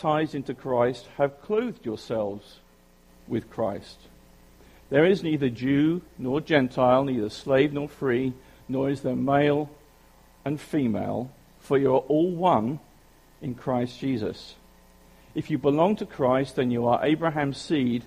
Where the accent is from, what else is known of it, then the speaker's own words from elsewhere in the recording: United Kingdom; accent: British; now in South Jersey, United States; you know that I'm British